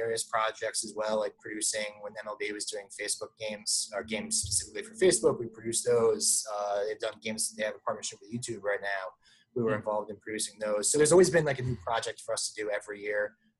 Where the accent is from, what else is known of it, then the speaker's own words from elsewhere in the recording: Virginia Beach, Virginia, United States; born there; I was born in Virginia Beach, not far, you know, just down the road from that. I lived there a few times.